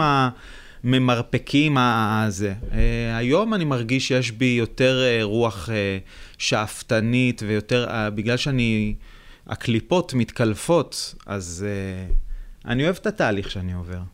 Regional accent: Beit Shemesh, Jerusalem District, Israel; אני גדלתי בבית שמש

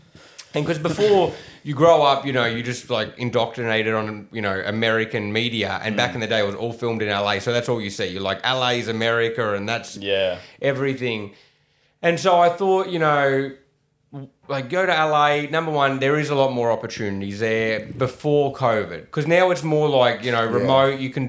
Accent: country Victoria, Australia; moved away as an adult; now in Los Angeles, United States; I also grew up in country Victoria

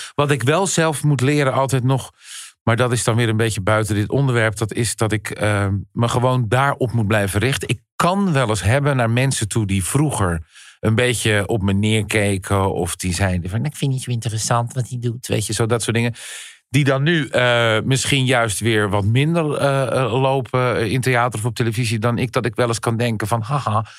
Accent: Goeree-Overflakkee, South Holland islands, Netherlands; Ik kom van de Zuid-Hollandse eilanden, Goeree Overflakkee

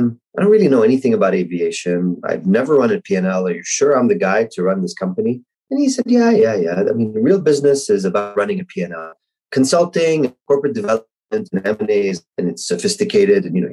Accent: Kuwait; moved away; I was born and raised in Kuwait

